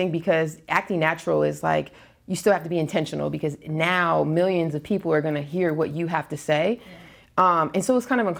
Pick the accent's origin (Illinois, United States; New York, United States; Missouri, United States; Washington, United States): New York, United States; Brooklyn; now in Los Angeles, United States; is I'm originally from the East Coast, like Brooklyn, but I've been in LA most of my life.